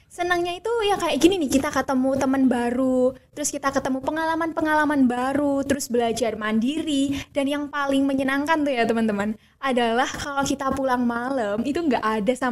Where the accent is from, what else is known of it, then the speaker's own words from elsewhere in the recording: Surakarta, Central Java, Indonesia; now in Malang, Indonesia; karena kamu tadi udah spill kalau aku dari Solo, sebenarnya dari Solo ke Malang tuh nggak jauh-jauh banget ya teman-teman, karena masih sama-sama di Pulau Jawa.